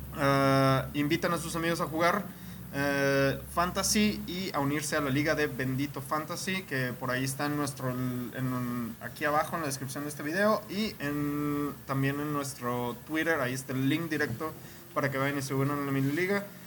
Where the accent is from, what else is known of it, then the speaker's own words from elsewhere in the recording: Mexico; a los que somos mexicanos